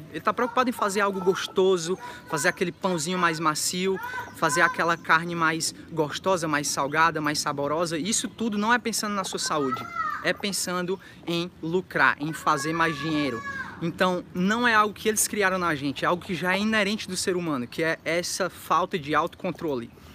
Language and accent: Portuguese; interior of Ceará, Brazil; moved away; quando eu era criança, ainda no Ceará